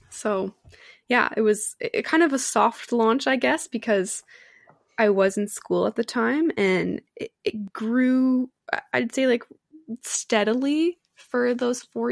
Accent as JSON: {"language": "English", "country": "Canada", "said": "I'm from Canada"}